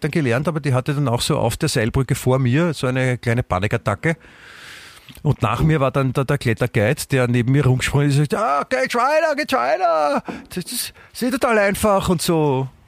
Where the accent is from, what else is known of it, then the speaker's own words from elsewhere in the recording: Germany; sicher, ich bin Deutscher.